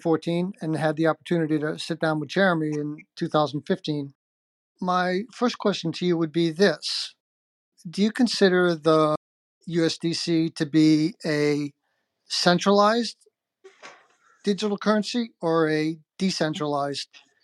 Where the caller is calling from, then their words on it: South Carolina, United States; I am calling in from South Carolina.